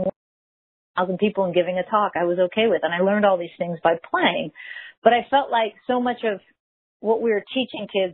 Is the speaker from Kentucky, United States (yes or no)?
no; Mission Viejo, California, United States; now in San Clemente, United States; I grew up in Mission Viejo